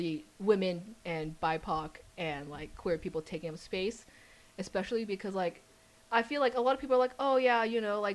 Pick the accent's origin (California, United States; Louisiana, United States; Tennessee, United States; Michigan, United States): California, United States; San Diego; moved away as an adult; also born or lived in Riverside, California; now in Massachusetts, United States; grew up, born and raised in San Diego